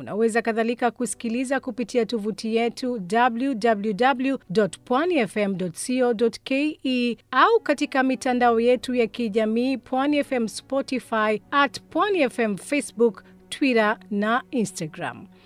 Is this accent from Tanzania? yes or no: no; Bamburi, Mombasa County, Kenya; natokea Bambure.